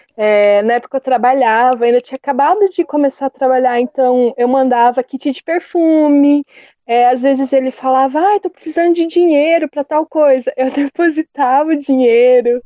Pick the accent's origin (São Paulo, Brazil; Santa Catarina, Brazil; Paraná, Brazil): Paraná, Brazil; eu sou aqui do Paraná